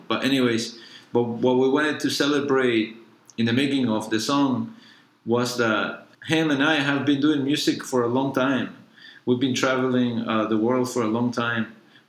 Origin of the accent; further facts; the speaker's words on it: New York, United States; I never left in New York because I'm not from a small town. I'm from New York.